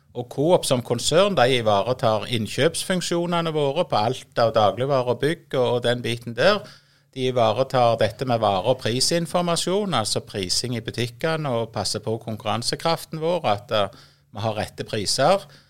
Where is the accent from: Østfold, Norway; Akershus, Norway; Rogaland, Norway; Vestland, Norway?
Rogaland, Norway; Voll; Jeg er jo født og oppvokst på Voll, eh, midt i et landbruksområde